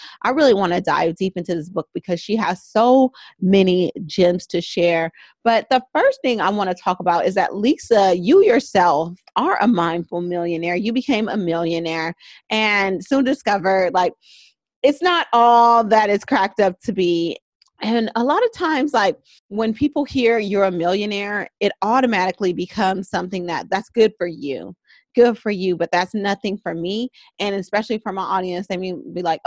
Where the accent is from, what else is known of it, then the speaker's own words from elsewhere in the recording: Oakland, California, United States; I grew up in West Oakland